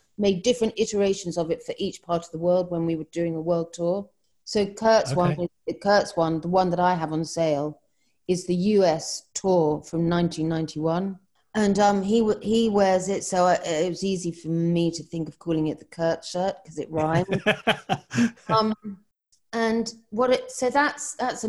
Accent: England, United Kingdom; as an English person, as a British person, I grew up

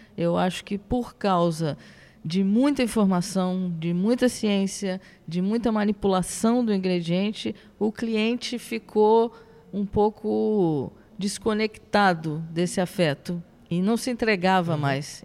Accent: Rio Grande do Sul, Brazil; now in Rio de Janeiro, Brazil; Eu nasci no Rio Grande do Sul

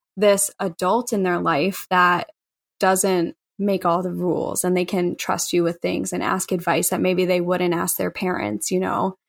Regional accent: Chicago, Illinois, United States; I grew up in Bridgeport, which is on the south side of Chicago

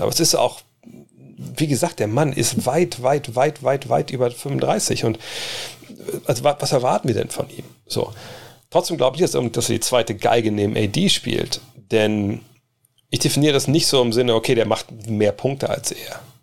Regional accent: Wolfsburg, Lower Saxony, Germany; also born or lived in United States; hier in Wolfsburg, auch, glaube ich, in dem Jahr oder in den zwei Jahren, bevor ich nach USA bin

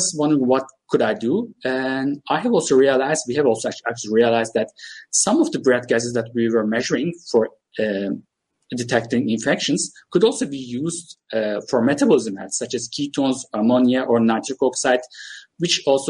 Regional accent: Turkey; also born or lived in United Kingdom; By the way, I'm Turkish. I'm from Turkey

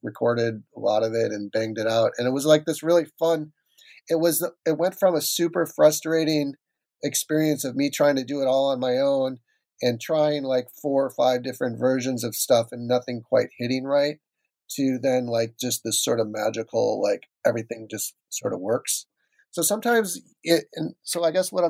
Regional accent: Minnesota, United States; moved away; I grew up in Minnesota

